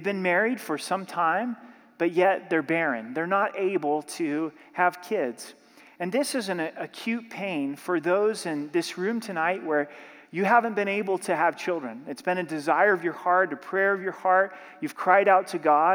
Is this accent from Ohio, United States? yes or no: no; Southern Oregon, United States; Growing up in Southern Oregon